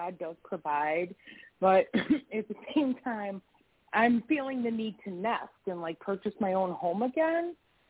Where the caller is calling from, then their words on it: Wisconsin, United States; I am in Wisconsin.